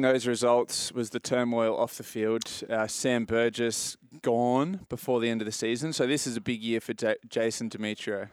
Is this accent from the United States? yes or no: no; Australia; as an Australian